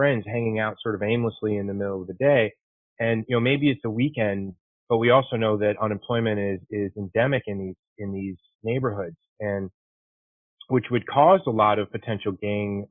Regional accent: Chicago, Illinois, United States; moved away; also born or lived in Detroit; I'm from Chicago

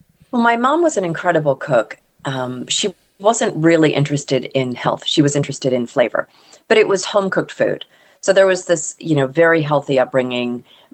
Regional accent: Deep South, United States; born there; also born or lived in Mississippi / Texas / Connecticut / Pennsylvania; So I was born in the Deep South. My mom was from New Orleans and her whole ancestry is there. But we moved around a lot as kids.

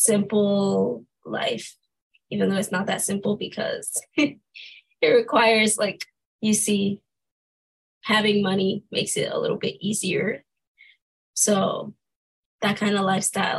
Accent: St. Lucia; moved away; I'm from St. Lucia

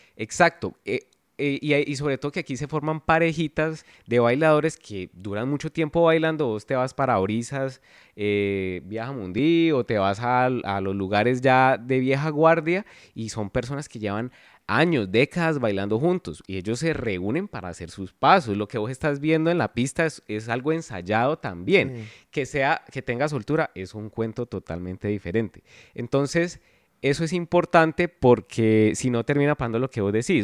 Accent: Palmira, Valle del Cauca, Colombia; moved away as an adult; now in Cali, Colombia; yo crecí en Palmira. Yo llevo eh, va a cumplir 11 años acá en Cali

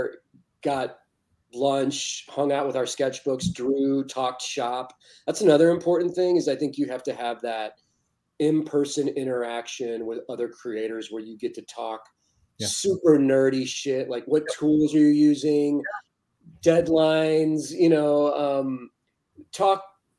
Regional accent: St. Louis, Missouri, United States; moved away as an adult; also born or lived in Kansas City / Arizona / Los Angeles; now in Pacific Northwest, United States; I was born and raised in St. Louis.

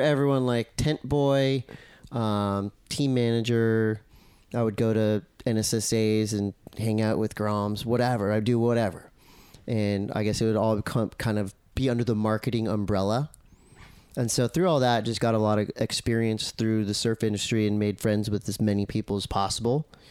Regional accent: Encinitas, California, United States; I grew up in Encinitas

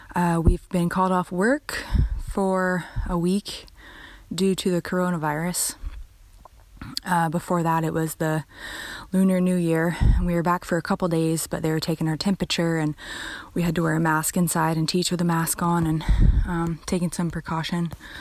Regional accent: Jacksonville Beach, Florida, United States; moved away as an adult; now in Vietnam; I'm from Jacksonville Beach, Florida, but I've been in Vietnam for the past 3 months, teaching English for maybe the next year or so.

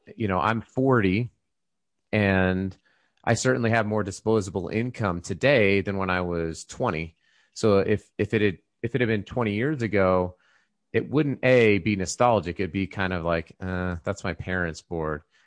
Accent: Colorado, United States; we grew up in Colorado

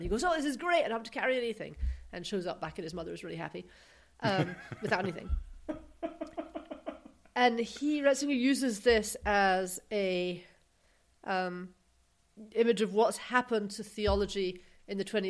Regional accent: United Kingdom; now in United States; we're from Britain

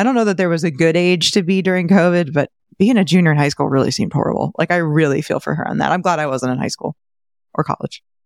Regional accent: St. Petersburg, Florida, United States; my hometown of Saint Pete

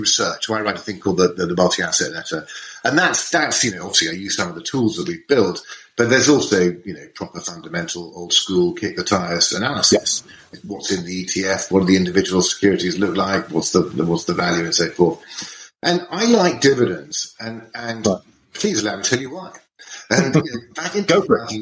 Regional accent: United Kingdom; we're British

